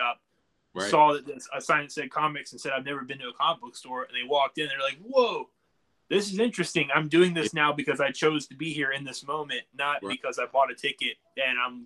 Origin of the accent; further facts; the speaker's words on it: Wilmington, North Carolina, United States; We are from Wilmington, yeah, born and raised